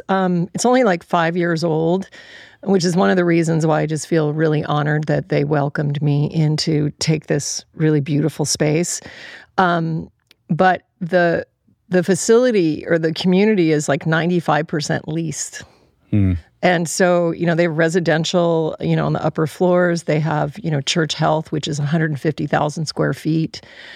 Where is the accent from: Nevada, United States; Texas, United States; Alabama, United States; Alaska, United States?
Alaska, United States; it reminded me of an architectural home that I grew up in Alaska